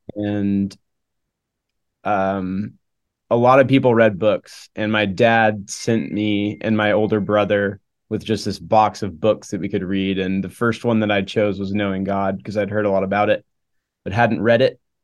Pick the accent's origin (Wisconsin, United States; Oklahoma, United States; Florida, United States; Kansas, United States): Oklahoma, United States; moved away as an adult; also born or lived in Charlotte, North Carolina; I grew up in Oklahoma